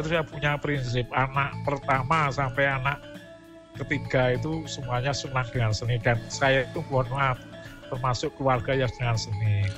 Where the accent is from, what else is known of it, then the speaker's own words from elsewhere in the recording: Java, Indonesia; saya yang lahir di Jawa, besar di Jawa